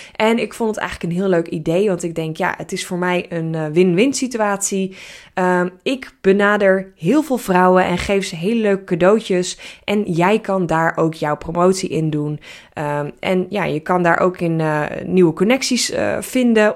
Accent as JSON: {"language": "Dutch", "country": "Netherlands", "said": "Ik ben een Nederlander."}